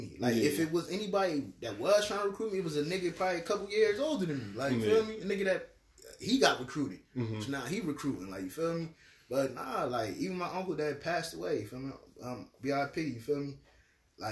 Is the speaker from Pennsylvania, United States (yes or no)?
no; Trenton, New Jersey, United States; I'm from New Jersey, like, you feel me? From Trenton